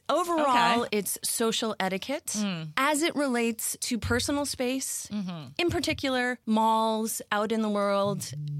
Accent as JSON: {"language": "English", "town": "New York City", "region": "New York", "country": "United States", "tie": "born or raised there", "moved": "yes", "lives_now": "Los Angeles, United States", "said": "So I grew up in New York City. You have to dodge a bajillion people to get through your day."}